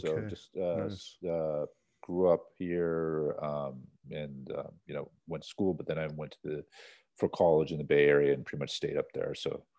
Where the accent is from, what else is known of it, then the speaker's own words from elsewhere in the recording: Saudi Arabia; born there; No. I was born in Saudi Arabia. So that's why I have the very typical Arab name.